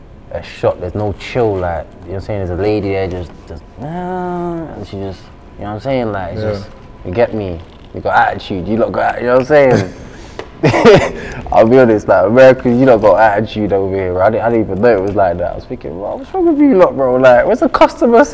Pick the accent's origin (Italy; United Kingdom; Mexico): United Kingdom; London; I'm from South, innit? So I'm from Catford. I'm from Southeast, innit?